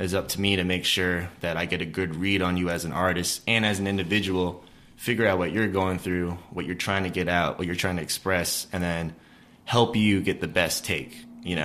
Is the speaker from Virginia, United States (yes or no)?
yes; Blacksburg, Virginia, United States; I grew up in Blacksburg, Virginia